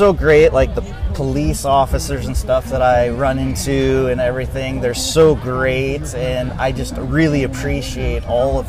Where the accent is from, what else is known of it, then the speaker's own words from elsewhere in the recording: Everett, Washington, United States; Edmonds, Everett, Linwood area.